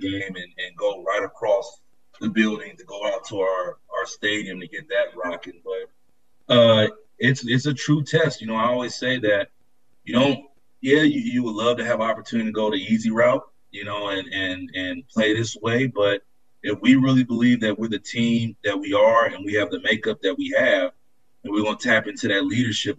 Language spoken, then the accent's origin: English; Bay Area, California, United States; moved away as an adult; also born or lived in San Diego / Chicago; growing up in California, the Bay Area